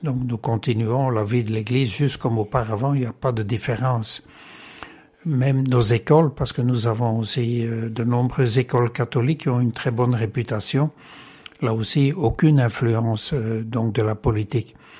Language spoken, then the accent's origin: French; Comines, Wallonia, Belgium; moved away as an adult; now in Hong Kong; je suis né à Comines et j'ai vécu toute mon enfance et ma jeunesse à Comines